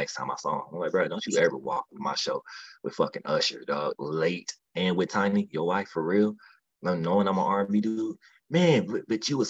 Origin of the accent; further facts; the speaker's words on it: Midwest, United States; I'm from the Midwest, so we're naturally angry people.